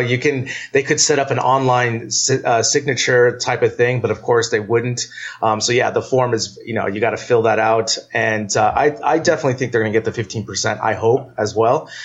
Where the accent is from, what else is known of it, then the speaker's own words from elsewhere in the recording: United States; as an American